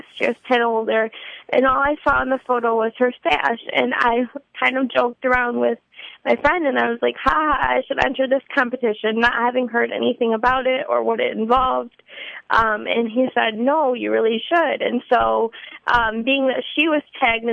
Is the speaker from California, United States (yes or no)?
no; Grand Rapids, Michigan, United States; moved away as an adult; now in Southeast Michigan, United States; grew up in Grand Rapids my whole life